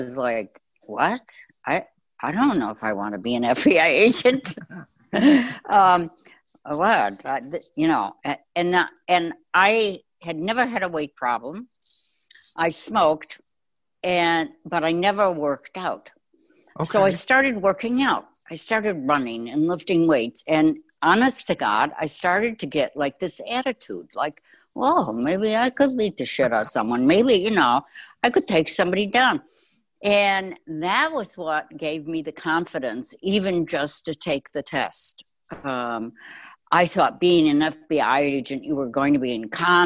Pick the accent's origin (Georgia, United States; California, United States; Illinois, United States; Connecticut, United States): Illinois, United States; Chicago; I grew up in Chicago